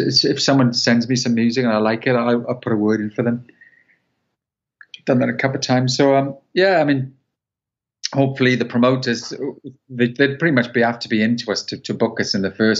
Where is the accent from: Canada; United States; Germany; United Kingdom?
United Kingdom; Welsh, Wales; I'm Welsh